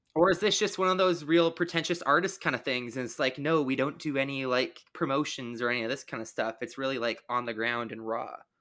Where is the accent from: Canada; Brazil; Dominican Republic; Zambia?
Canada; I'm Canadian.